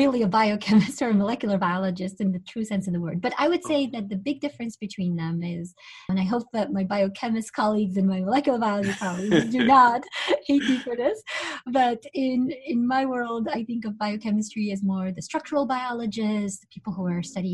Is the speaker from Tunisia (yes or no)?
yes; Tunisia; moved away; I'm originally from Tunisia